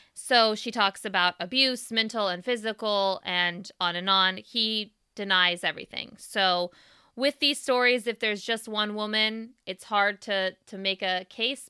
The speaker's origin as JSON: {"language": "English", "area": "the Bay Area", "region": "California", "country": "United States", "tie": "born or raised there", "said": "growing up in the Bay Area"}